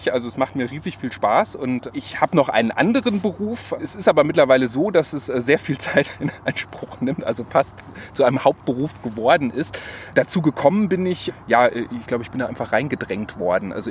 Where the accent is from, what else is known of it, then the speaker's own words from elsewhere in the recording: Cologne, North Rhine-Westphalia, Germany; Wir sind hier ganz nah an meiner Heimat in Köln-Poll, wo ich auch wohne.